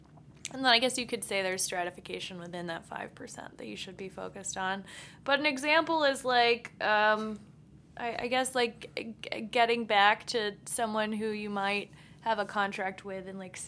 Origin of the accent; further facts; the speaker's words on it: Texas, United States; Texas. I get snooty about salsas.